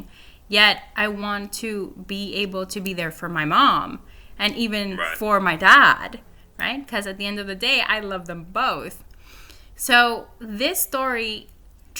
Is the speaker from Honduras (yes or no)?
yes; Honduras; moved away; also born or lived in Nicaragua; I grew up in Honduras. I'm actually from Nicaragua, but I did high school in Honduras